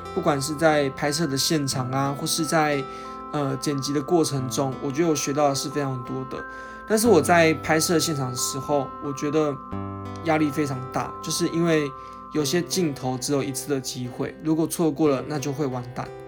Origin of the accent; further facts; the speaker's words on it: Hsinchu, Taiwan; 我人是在新竹的，因为我是新竹人嘛